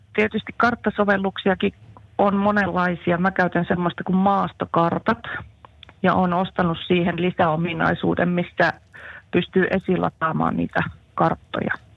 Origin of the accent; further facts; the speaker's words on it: Central Finland, Finland; also born or lived in Jyväskylä / Jämsä; keski-ikäinen eräopas Keski-Suomesta